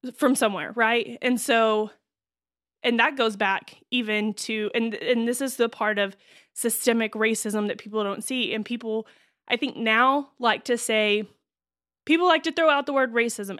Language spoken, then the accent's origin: English; Texas, United States; moved away; where I grew up